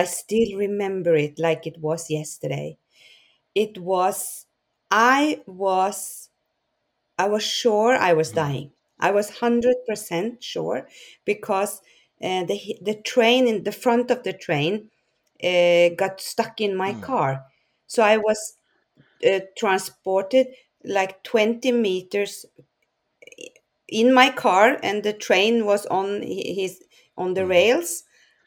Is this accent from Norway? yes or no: yes; Norway; I'm from Norway.